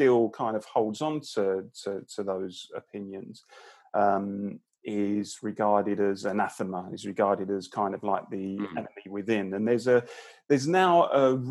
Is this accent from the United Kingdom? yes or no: yes; London, United Kingdom; I grew up in the East London borough of Barking and Dagenham, a pretty sort of working class blue collar community